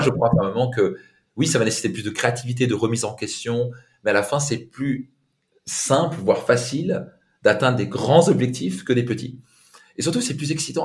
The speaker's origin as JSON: {"language": "French", "area": "Alsace", "region": "Grand Est", "country": "France", "said": "je viens d'Alsace avec un père italien"}